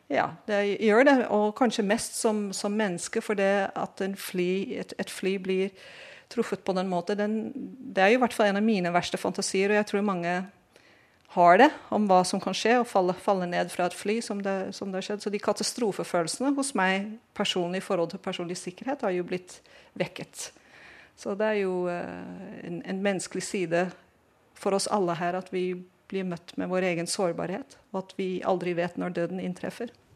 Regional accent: Netherlands; Norwegian is a second language; now in Oslo, Norway; jeg er fra Nederland her.

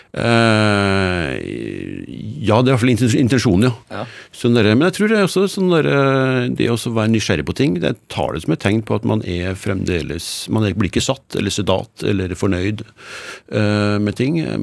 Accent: Trøndelag, Norway; Jeg har jo vokst opp eh, som nordmann

